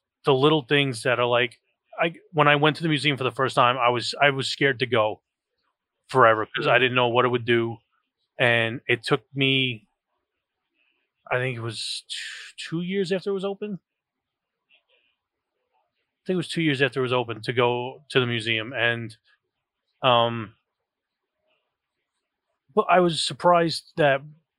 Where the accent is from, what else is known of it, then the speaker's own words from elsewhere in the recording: New York, United States; Being in New York, that is, you know, was a major thing for me. I mean, my mother worked in the World Trade Center